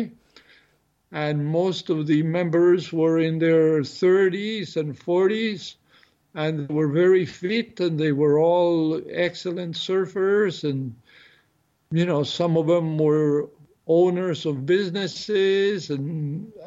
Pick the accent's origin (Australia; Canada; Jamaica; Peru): Peru; I was born in Peru.